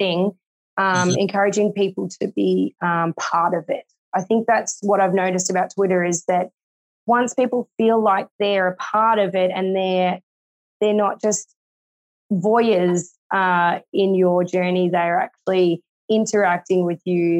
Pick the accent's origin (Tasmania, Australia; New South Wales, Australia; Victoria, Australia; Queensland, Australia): Victoria, Australia; Bendigo; I'm from Bendigo, which is about 2 hours away from Melbourne.